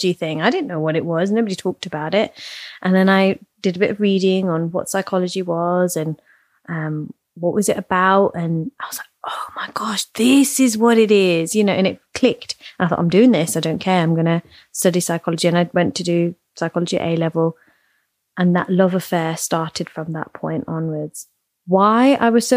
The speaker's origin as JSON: {"language": "English", "town": "Leicester", "region": "East Midlands", "country": "United Kingdom", "tie": "born or raised there", "said": "I grew up in Leicester, very kind of Indian, Gujarati centered city"}